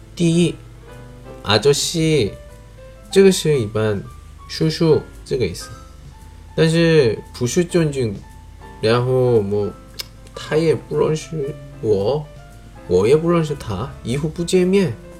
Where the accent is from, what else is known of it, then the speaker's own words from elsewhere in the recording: South Korea; Chinese is a second language; moved away as an adult; now in China; 我是来自韩国外教